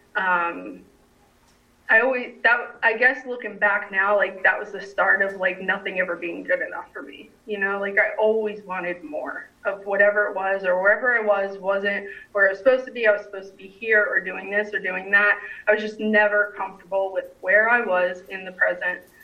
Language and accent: English; New Jersey, United States; now in Raleigh, United States; I grew up in New Jersey